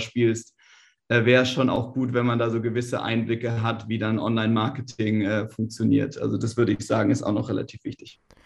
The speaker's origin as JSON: {"language": "German", "country": "Germany", "said": "wir als Deutsche"}